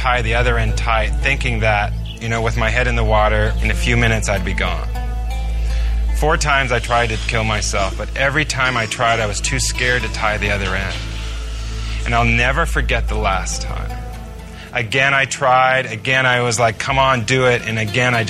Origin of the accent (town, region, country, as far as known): United States